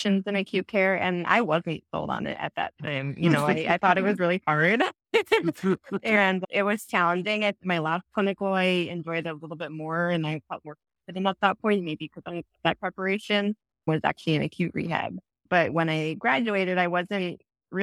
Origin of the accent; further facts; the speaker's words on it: Virginia, United States; now in Chicago, United States; I am originally from the East Coast, too, though, from Virginia